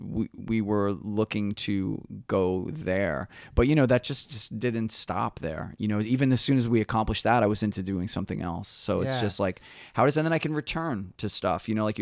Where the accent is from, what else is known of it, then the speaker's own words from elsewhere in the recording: New York, United States; Yeah, we were more guitar, from you know, it's like, indicative of New York.